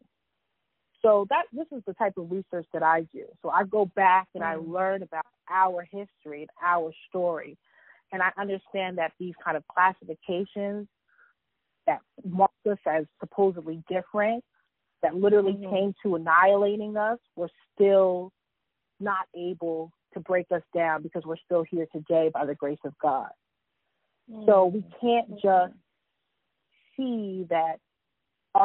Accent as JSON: {"language": "English", "town": "New York City", "region": "New York", "country": "United States", "tie": "born or raised there", "said": "born and raised in Harlem, New York"}